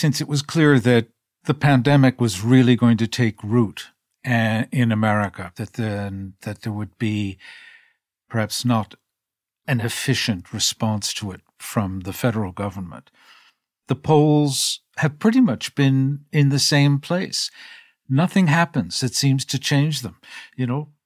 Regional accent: United States; now in United Kingdom; I'm an American, grew up in the country

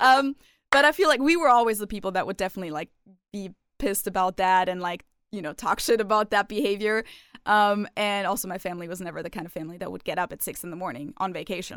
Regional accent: Germany; growing up in Germany until I, like, you know, turned sixteen

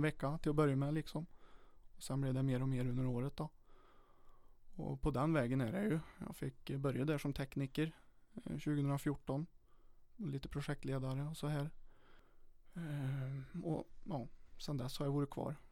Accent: Charlottenberg, Värmland, Sweden; also born or lived in Åmotfors; jag har ju växt upp i mellan eh, Åmotfors och Charlottenberg lite, lite på bygden

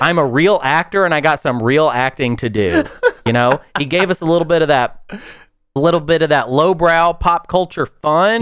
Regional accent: the South, United States; as a Southerner

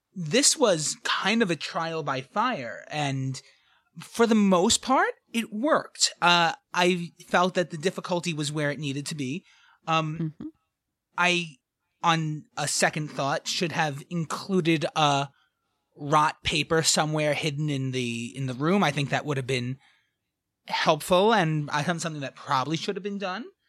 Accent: New York City, New York, United States; accent: thick New York; I grew up in the back of a New York City pizza pizzeria

